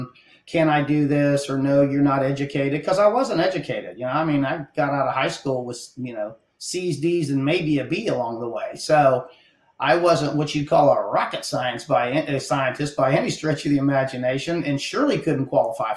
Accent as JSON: {"language": "English", "area": "Hill Country", "region": "Ohio", "country": "United States", "tie": "born or raised there", "moved": "as an adult", "lives_now": "South Texas, United States", "said": "I'm from the Hill Country in Ohio. I was born and raised up there"}